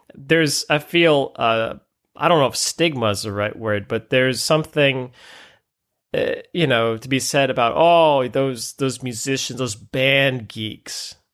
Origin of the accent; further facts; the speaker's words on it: Ann Arbor, Michigan, United States; I grew up just outside Ann Arbor